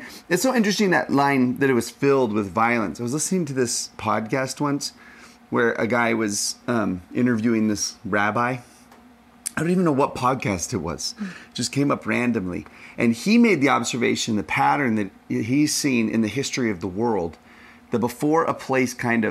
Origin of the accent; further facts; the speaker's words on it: Texas, United States; I'm from Texas